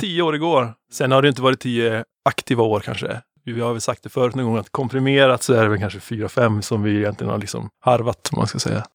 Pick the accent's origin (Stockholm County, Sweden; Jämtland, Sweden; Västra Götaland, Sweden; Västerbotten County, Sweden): Jämtland, Sweden; Sveg; det är ett gäng svegare, vi är från Sveg båda två